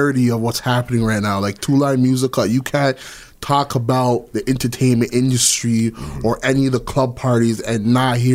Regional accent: Toronto, Ontario, Canada; also born or lived in Brampton, Ontario; I'm from Malvern, and then I moved to Brampton, right, in 2000, like early 2000

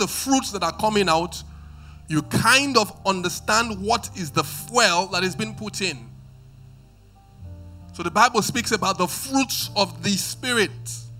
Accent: Benin; moved away; I mean, I listen to when I came from Benin, a bit to become cultured, I would say that my taste of music was eclectic, right?

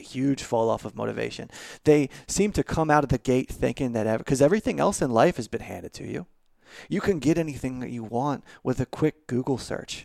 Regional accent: Baltimore, Maryland, United States; now in Nashville, United States; I'm originally from Baltimore

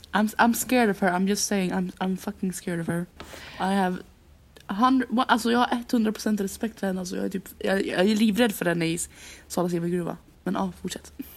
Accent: Gästrikland, Gävleborg County, Sweden; hemma i Gästrikland

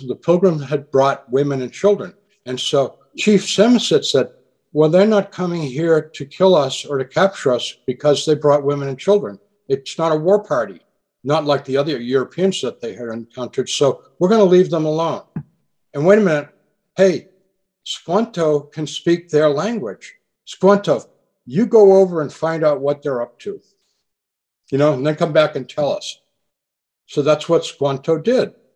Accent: New England, United States; moved away; I grew up in New England

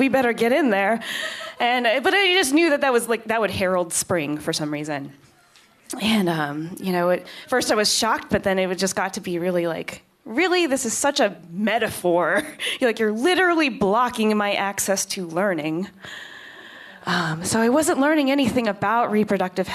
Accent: Kansas, United States; moved away; I am from Kansas

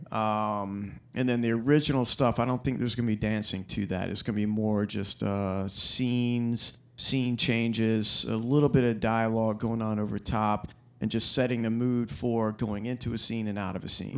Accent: Florence, South Carolina, United States; I grew up in Florence, South Carolina

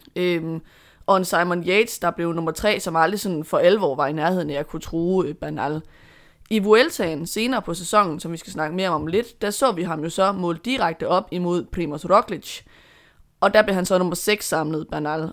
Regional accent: Denmark; som dansker

